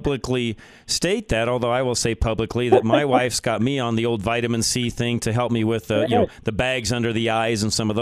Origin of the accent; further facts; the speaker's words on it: Boulder, Colorado, United States; moved away; I grew up in Boulder, Colorado